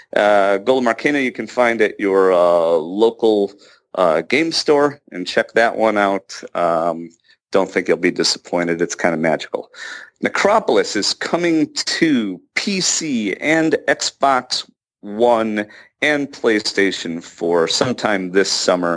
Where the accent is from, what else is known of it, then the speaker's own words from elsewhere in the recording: Chicago, Illinois, United States; moved away as an adult; I'm from Chicago